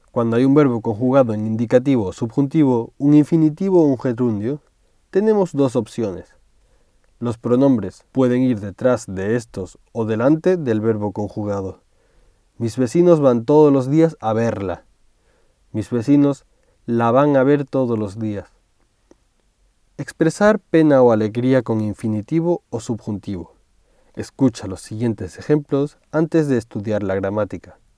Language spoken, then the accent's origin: Spanish; Tenerife, Canary Islands, Spain; now in Madrid, Spain; Yo soy de Tenerife, pero vivo y trabajo en Madrid. Siempre que voy a Tenerife a visitar a mi familia en vacaciones, me pongo muy contento.